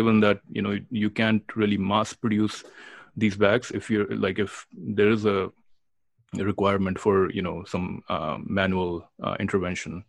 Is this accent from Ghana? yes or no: no; India; moved away; I am from India and I grew up in India